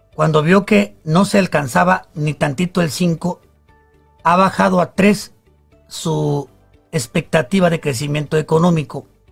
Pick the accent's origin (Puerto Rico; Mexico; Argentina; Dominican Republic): Mexico; somos los mexicanos